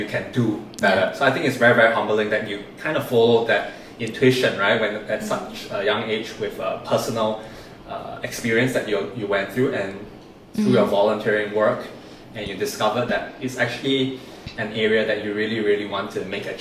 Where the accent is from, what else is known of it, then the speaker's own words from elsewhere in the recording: Malaysia; also born or lived in Singapore; it's so proud being Malaysian in Singapore